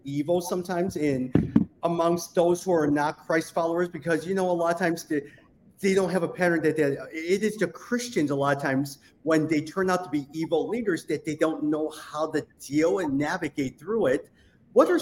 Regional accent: United States; I grew up as Asian American. My parents immigrated here in 1972. I was born in 1977.

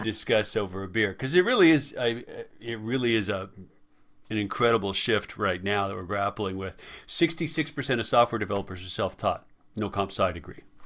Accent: Colorado, United States; now in Washington, United States; I'm I'm from Colorado originally.

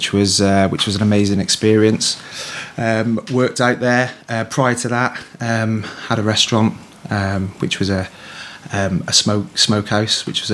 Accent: Shrewsbury, West Midlands, United Kingdom; moved away as an adult; also born or lived in Ibiza; I'm born and bred in Shrewsbury. Just basically, you know, from Shrewsbury. Born and bred, like I said.

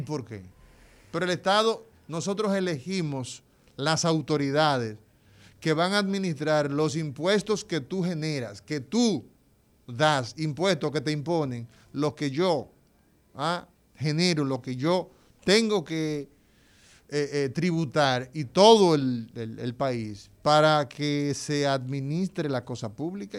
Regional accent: Dominican Republic; somos los dominicanos

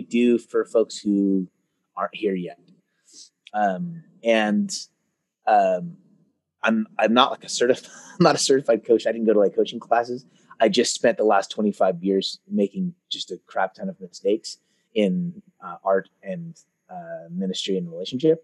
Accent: Concord, California, United States; also born or lived in Oakland, California; now in Martinez, United States; I was born in Oakland, California, and then I grew up in a town called Concord, which is just over the hill from Oakland. And now I live in Martinez.

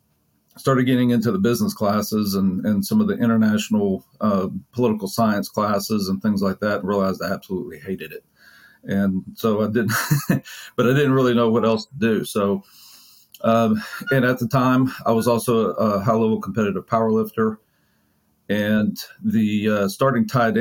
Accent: Mississippi, United States; also born or lived in Jackson area, Mississippi; now in Frisco, United States; So I grew up in Mississippi, the majority of the time growing up, I grew up in a relatively rural area. And then we moved when I was in high school to a bigger city just outside of Jackson

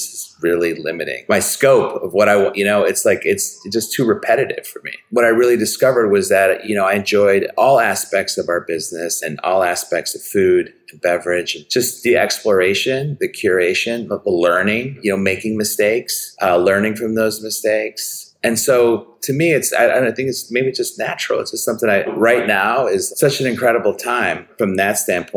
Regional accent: Chicago, Illinois, United States; growing up in Chicago, I grew up on the Northwest Side

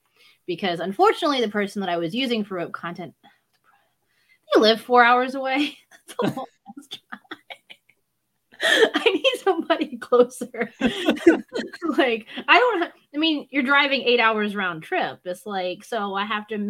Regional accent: the South, United States; I grew up in the South

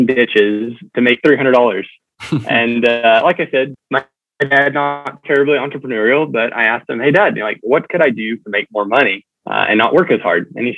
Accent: Tulsa, Oklahoma, United States; I'm originally from Tulsa, Oklahoma, so the great Midwest

